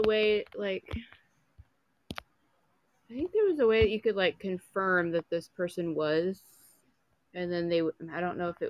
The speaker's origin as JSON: {"language": "English", "town": "Indianapolis", "region": "Indiana", "country": "United States", "tie": "born or raised there", "said": "Well, I'm northern Indiana, but I grew up in Indianapolis"}